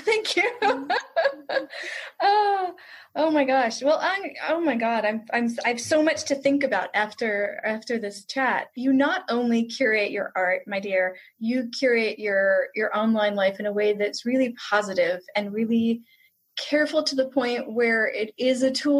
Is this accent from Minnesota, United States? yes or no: no; New York, United States; also born or lived in Brooklyn; now in Pennsylvania, United States; I was born in Brooklyn, and then my family moved to Long Island when I was 3. And then we moved to Pennsylvania when I was 8. So my formative years were in New York